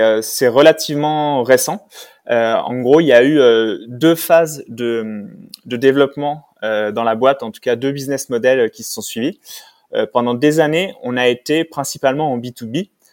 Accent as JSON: {"language": "French", "area": "Savoy", "region": "Auvergne-Rhône-Alpes", "country": "France", "also_born_or_lived": "Silicon Valley", "moved": "as an adult", "lives_now": "Paris, France", "said": "je suis savoyard, même si ça fait 10 ans que je vis à Paris maintenant"}